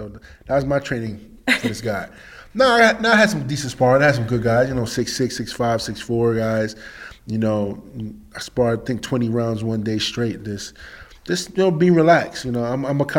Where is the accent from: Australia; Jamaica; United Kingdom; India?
United Kingdom; England; I'm from England. I hear it all the time.